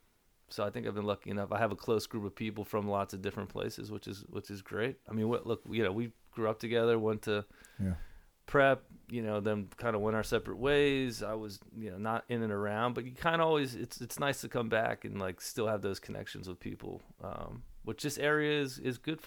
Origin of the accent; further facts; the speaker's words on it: United States; You get this as an American